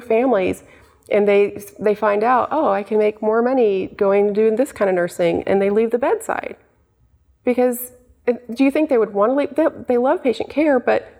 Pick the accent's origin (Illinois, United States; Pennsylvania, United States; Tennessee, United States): Tennessee, United States; Knoxville; I'm from Knoxville